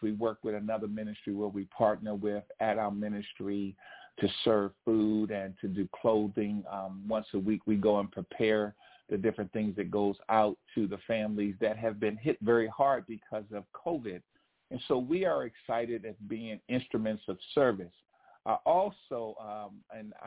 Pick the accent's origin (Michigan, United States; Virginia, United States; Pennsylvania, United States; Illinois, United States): Virginia, United States; Alexandria; We grew up in Alexandria, Virginia, across the DMV, D.C., Maryland, Virginia.